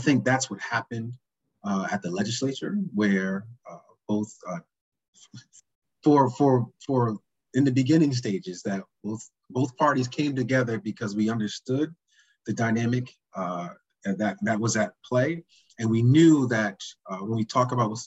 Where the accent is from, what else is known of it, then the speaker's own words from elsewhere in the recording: Hartford, Connecticut, United States; growing up in Hartford